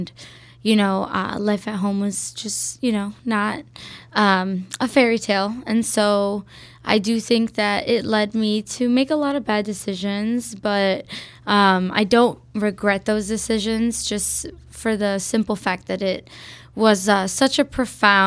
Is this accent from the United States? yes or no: yes; Chicago, Illinois, United States; Born and raised in Wicker Park